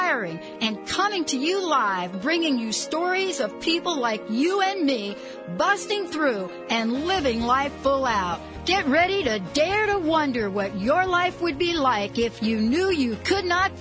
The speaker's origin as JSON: {"language": "English", "country": "Italy", "tie": "born or raised there", "moved": "yes", "said": "my hometown in Italy"}